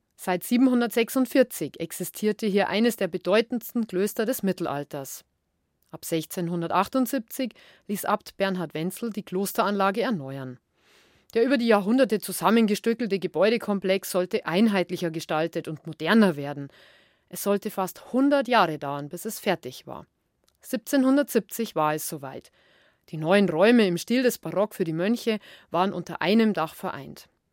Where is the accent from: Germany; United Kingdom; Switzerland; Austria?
Germany; Tegernsee, Bavaria; an den Tegernsee, meine Heimat.